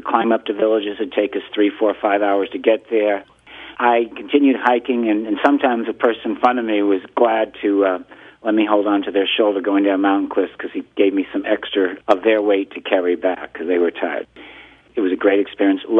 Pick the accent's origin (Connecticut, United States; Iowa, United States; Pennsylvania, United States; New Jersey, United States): Connecticut, United States; Greenwich; I was born in 1950 in Greenwich, Connecticut, and I went to elementary school there